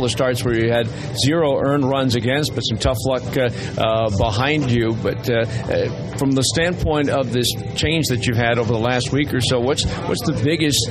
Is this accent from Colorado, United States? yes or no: no; Chicago, Illinois, United States; moved away; I grew up in the Chicago area